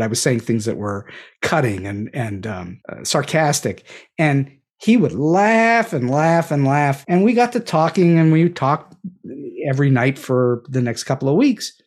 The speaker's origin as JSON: {"language": "English", "town": "Pittsburgh", "region": "Pennsylvania", "country": "United States", "tie": "born or raised there", "moved": "as an adult", "said": "I was born and raised in Pittsburgh, Pennsylvania, and I currently live in Pittsburgh, Pennsylvania, though I did spend close to forty years away from this great city of ours"}